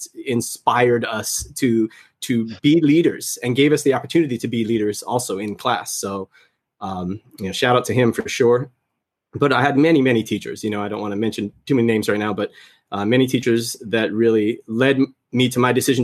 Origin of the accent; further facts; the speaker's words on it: Anaheim, California, United States; I grew up in Southern California